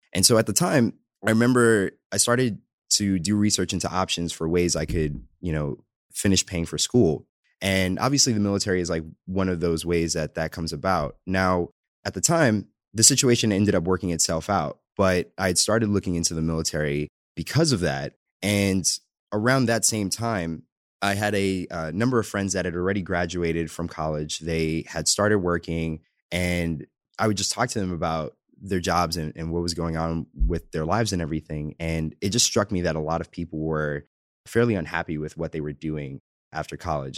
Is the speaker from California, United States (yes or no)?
no; New York City, New York, United States; moved away; I'm originally from the Bronx in New York. Pretty much, uh, born and raised there